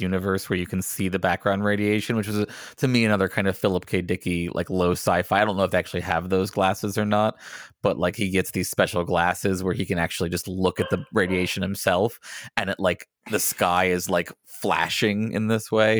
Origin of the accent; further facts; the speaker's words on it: United States; as an American